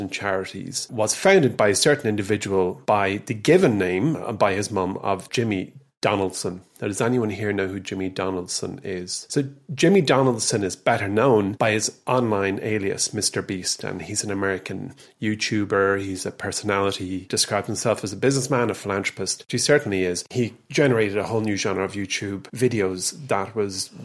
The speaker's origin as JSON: {"language": "English", "country": "Ireland", "said": "being Irish, because we are a country that gives"}